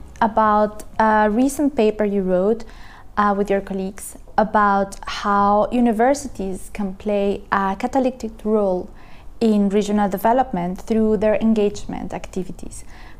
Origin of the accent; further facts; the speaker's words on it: Colombia; I come from a developing country, Colombia.